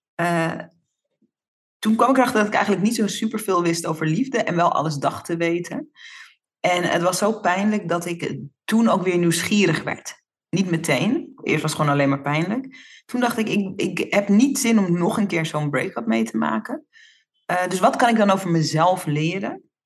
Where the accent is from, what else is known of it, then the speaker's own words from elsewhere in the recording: Netherlands; Ik ben in Nederland geboren, maar ik ben natuurlijk opgegroeid in Nederland, maar in de Surinaamse cultuur.